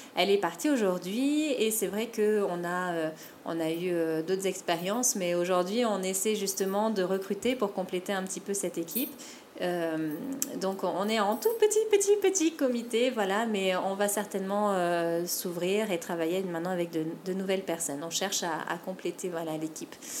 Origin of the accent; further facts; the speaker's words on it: French Polynesia; also born or lived in Metropolitan France; j'ai grandi à Tahiti